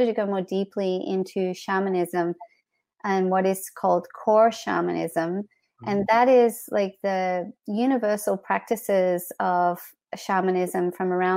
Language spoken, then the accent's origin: English; Australia; moved away as an adult; also born or lived in Canada; I grew up in Australia.